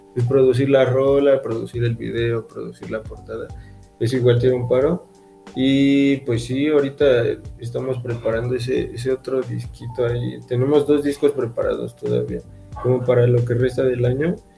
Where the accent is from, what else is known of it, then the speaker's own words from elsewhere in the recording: Ecatepec, State of Mexico, Mexico; yo soy de Catepec